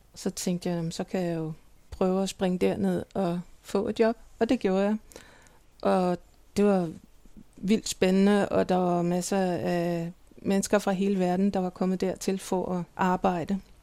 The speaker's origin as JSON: {"language": "Danish", "town": "Copenhagen", "region": "Capital Region of Denmark", "country": "Denmark", "tie": "born or raised there", "also_born_or_lived": "Milan", "moved": "as an adult", "lives_now": "Berlin, Germany", "said": "jeg er vokset op i København"}